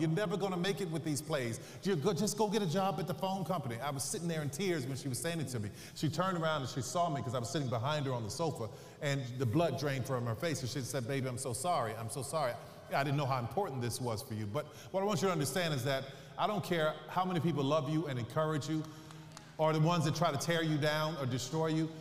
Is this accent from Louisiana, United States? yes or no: yes; New Orleans, Louisiana, United States; I'm from New Orleans